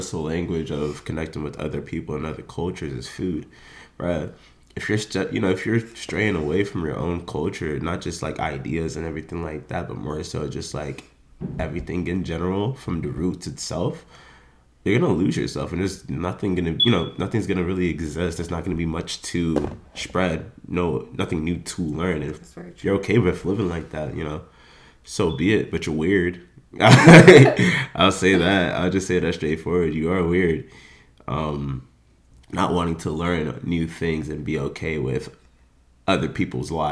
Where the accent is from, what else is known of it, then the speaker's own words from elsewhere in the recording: Jamaica; There's a lot of things as a Jamaican that we'll have in our lingo